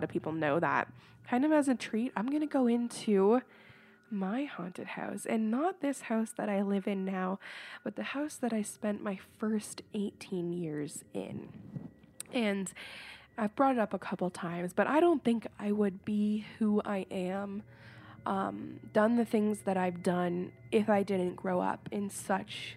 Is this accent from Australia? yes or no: no; Woodstock, Ontario, Canada; I am from Woodstock, Ontario, Canada